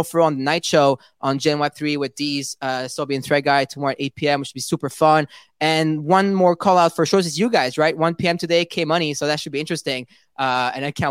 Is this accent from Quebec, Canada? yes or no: yes; Montreal, Quebec, Canada; I'm from Montreal too